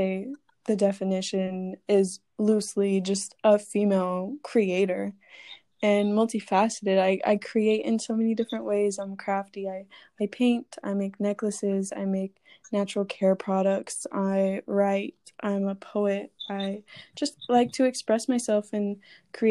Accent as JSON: {"language": "English", "region": "Florida", "country": "United States", "tie": "born or raised there", "said": "I grew up in Florida, so hot, humid, sunny"}